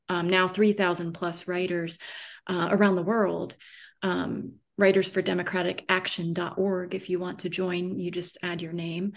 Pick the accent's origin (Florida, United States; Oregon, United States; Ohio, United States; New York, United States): Florida, United States; moved away as an adult; also born or lived in Boston / Romania; I was raised in Florida. I always felt like an outsider in Florida my whole childhood